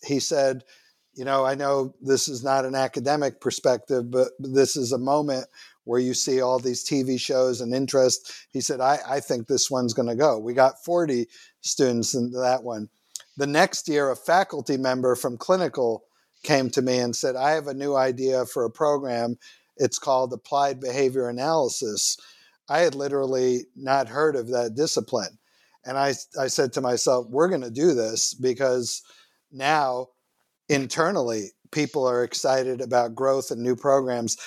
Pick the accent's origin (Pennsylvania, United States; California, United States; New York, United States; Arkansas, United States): New York, United States; New York City; also born or lived in Manhattan, New York / Israel; I was born in 1959 in Manhattan, and then much of my childhood in Queens